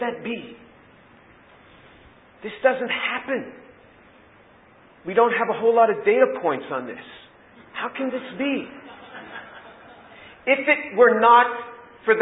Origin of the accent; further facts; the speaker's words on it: United States; being born and raised in the United States